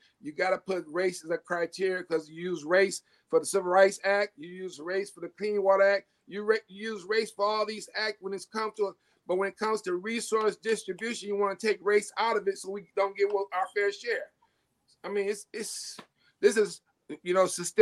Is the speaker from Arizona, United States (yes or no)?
no; Detroit, Michigan, United States; I'm 100% Cuban. But I was raised in the Black neighborhood of Southwest Detroit